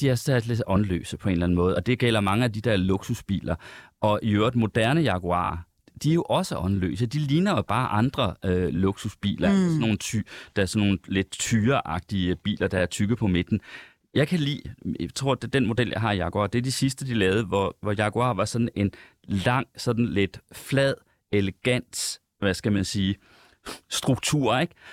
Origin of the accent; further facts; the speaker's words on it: Central Denmark Region, Denmark; moved away; nu kommer jeg fra Jylland. Uh, hele min familie bor i Jylland. Jeg er rigtig tit i Jylland